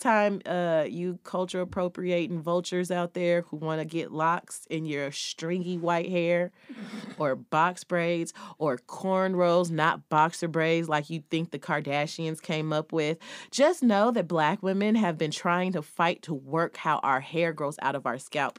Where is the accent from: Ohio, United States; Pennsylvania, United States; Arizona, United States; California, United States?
California, United States; California, my home state